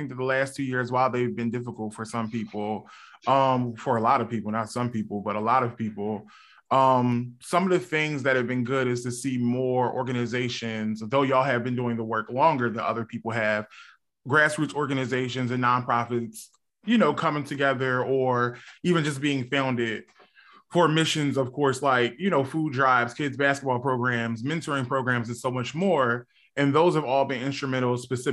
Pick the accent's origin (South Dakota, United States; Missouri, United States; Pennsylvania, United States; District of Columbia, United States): Pennsylvania, United States; Philadelphia; I'm from Germantown as well